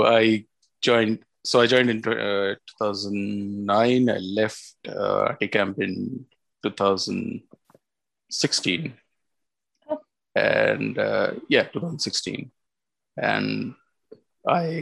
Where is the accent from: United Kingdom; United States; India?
India; Mumbai, Maharashtra; moved away as an adult; now in Pune, India; And I was born in Pune, but I've lived all my life, my school, college, everything is in Mumbai.